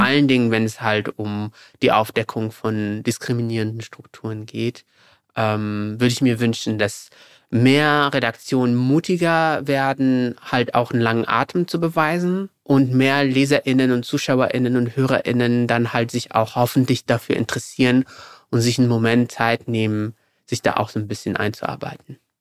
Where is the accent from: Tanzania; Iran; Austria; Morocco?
Morocco; moved away as an adult; now in Germany; weil ich bin ja in Deutschland geboren. Meine Eltern, sogenannte GastarbeiterInnen, sind dann, als ich sieben Jahre alt war, zurück nach Marokko gegangen. Dort bin ich zur Schule gegangen und dann bin ich zum Studium zurück nach Deutschland